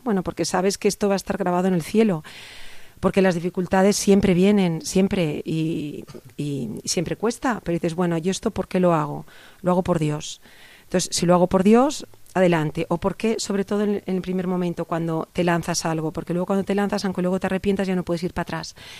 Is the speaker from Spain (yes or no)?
yes; Barcelona, Catalonia, Spain; moved away as an adult; now in Pozoblanco, Spain; Soy mm. catalana, soy de Barcelona